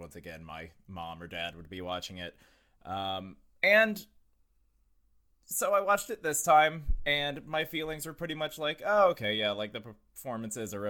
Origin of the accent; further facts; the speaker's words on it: Southport, Florida, United States; I grew up in Southport, Florida